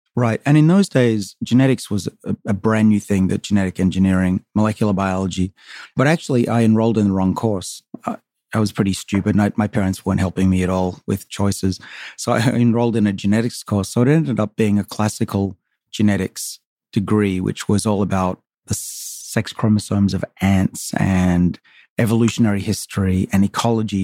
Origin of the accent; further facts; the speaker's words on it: Sydney, New South Wales, Australia; moved away as an adult; now in United States; I grew up on the northern suburbs of Sydney, a little town called Saint Ives.